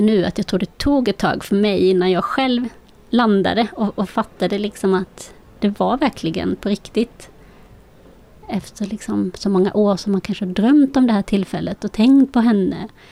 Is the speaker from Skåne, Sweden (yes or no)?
yes; Malmö, Skåne, Sweden; also born or lived in Colombia; Jag befinner mig i vårt hus där jag är uppvuxen i Malmö.